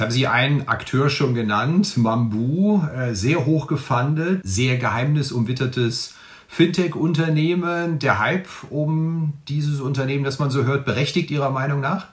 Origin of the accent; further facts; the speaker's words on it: Rhineland, Germany; accent: Rhenish; Ich komme aus dem Rheinland